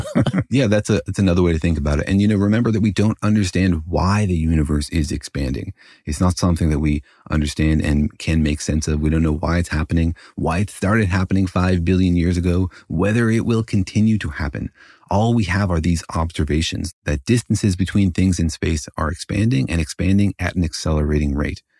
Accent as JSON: {"language": "English", "country": "United States", "said": "I'm an American"}